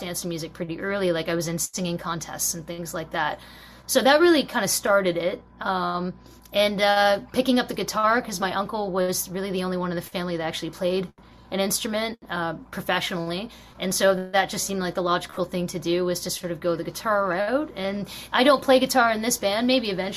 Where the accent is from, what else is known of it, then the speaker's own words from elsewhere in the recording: London, Ontario, Canada; I was born in Ontario, Canada. I think, yeah, London, Ontario, actually